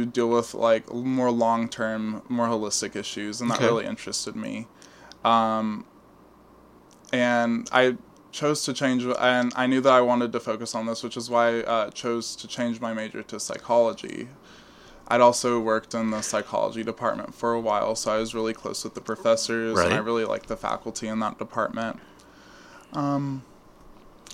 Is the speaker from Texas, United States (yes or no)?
yes; Port Neches, Texas, United States; moved away as an adult; now in East Texas, United States; I'm from Southeast Texas, kind of. I'm from a place called Port Neches. It's in the greater Beaumont area.